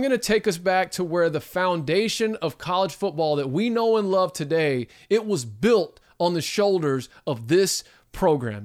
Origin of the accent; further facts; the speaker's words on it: Texas, United States; my home state